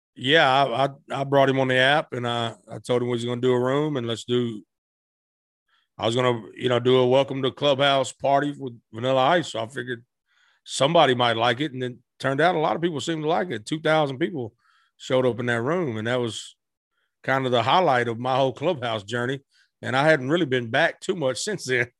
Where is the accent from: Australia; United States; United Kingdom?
United States; Blytheville, Arkansas; also born or lived in Tennessee / West Memphis, Arkansas; I was born in Tennessee, raised in Arkansas